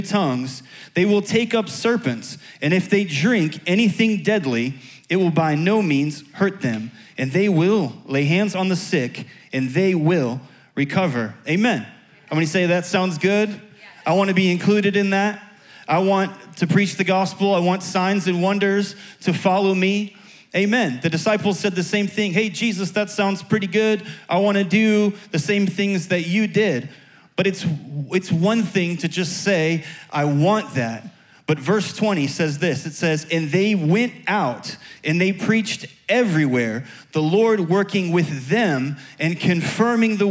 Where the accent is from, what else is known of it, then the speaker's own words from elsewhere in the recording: Chicago, Illinois, United States; moved away; also born or lived in Tampa; I'm from Chicago originally.